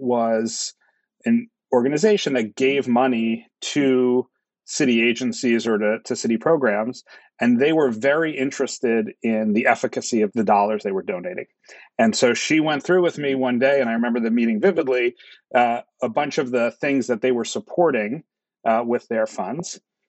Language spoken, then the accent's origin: English; New York City, New York, United States; growing up in New York.